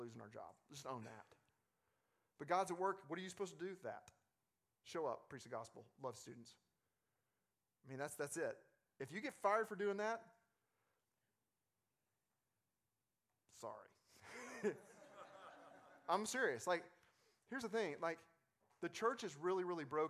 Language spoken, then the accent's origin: English; Arkansas, United States; I'm from Arkansas